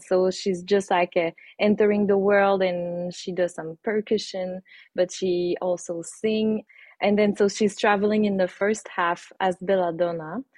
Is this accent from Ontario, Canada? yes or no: no; Saint-Nazaire, Quebec, Canada; moved away as an adult; also born or lived in Mexico; I'm from Saint-Nazaire, which is a small town with 2,000 people a little bit far away from the city